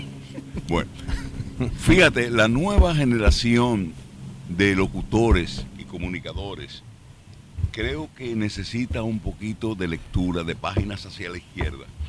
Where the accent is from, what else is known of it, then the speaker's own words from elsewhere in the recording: Jarabacoa, La Vega, Dominican Republic; moved away as an adult; now in New York, United States; yo nací en el punto turístico que en ese tiempo no lo era de los más importantes de República Dominicana y único porque es Jarabacoa